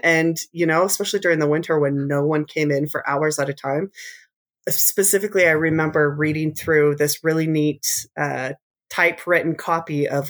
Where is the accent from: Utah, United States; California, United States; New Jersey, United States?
Utah, United States; And so from my late childhood till now, we've been along the Wasatch Front. I grew up in Davis County, graduated from Layton High